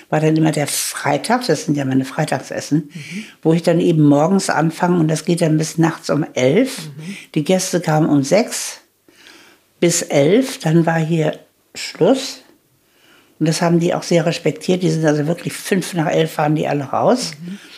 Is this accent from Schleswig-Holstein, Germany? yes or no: no; Gelsenkirchen, North Rhine-Westphalia, Germany; born there; ich wurde 1938 in Gelsenkirchen geboren